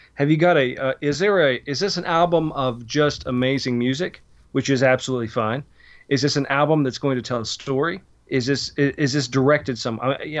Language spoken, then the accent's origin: English; Pennsylvania, United States; I was born and raised in Pennsylvania